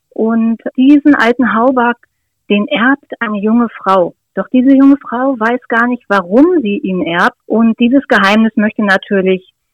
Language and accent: German; Schneeren, Lower Saxony, Germany; born there; Und ich bin gebürtige Schneerenerin und ich liebe das Leben auf dem Land.